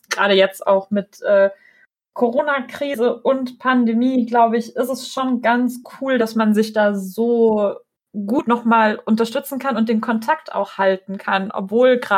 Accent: Russia; ich komme selber aus Russland

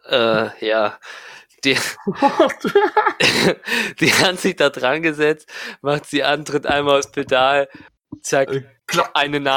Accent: Kaiserslautern, Rhineland-Palatinate, Germany; Ich komme ja aus Lautern, ich komme ja aus der Ursprungsstadt von Schaffaff.

